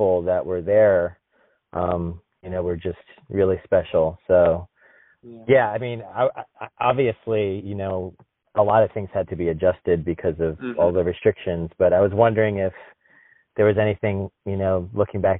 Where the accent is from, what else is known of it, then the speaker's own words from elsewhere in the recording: New Jersey, United States; moved away; also born or lived in Oklahoma; growing up in New Jersey